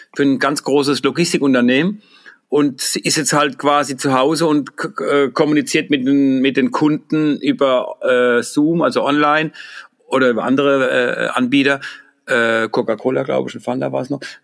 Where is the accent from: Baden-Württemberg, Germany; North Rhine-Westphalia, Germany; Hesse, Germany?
Baden-Württemberg, Germany; Mannheim; accent: Mannheim Palatinate dialect; in unseren Ghetto-Slang, in den Mannheimer Pfälzische